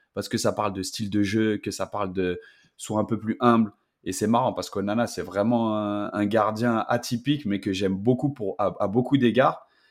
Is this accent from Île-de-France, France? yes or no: yes; Paris, Île-de-France, France; je suis parisien, pur produit de l'I N F Clairefontaine